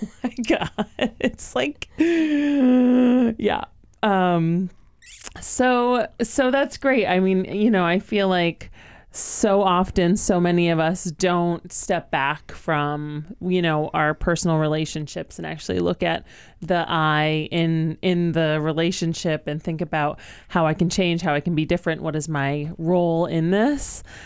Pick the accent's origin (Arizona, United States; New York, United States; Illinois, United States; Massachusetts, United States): Massachusetts, United States; Western Mass; born or raised there